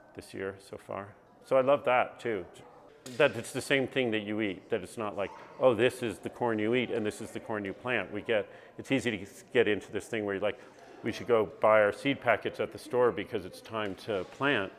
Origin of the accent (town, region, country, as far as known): northwestern Connecticut, United States; born or raised there; also born or lived in New York City, New York